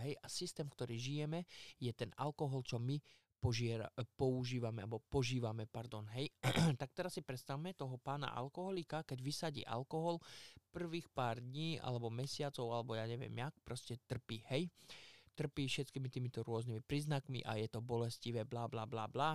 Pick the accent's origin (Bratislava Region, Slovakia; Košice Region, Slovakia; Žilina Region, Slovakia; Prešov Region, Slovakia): Prešov Region, Slovakia; Poprad; hovorím Poprad, lebo ja som z Popradu